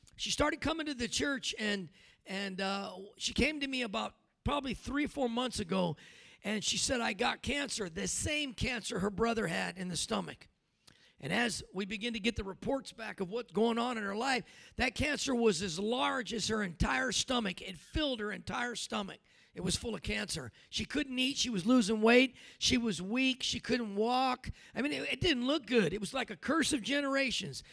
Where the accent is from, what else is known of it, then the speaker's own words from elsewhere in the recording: California, United States; moved away; I was from Cali